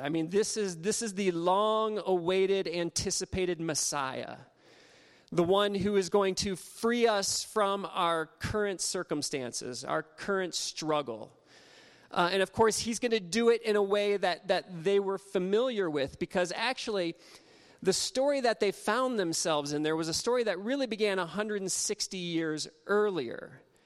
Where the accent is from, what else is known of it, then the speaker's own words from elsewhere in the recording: Ohio, United States; now in Nebraska, United States; I grew up in Ohio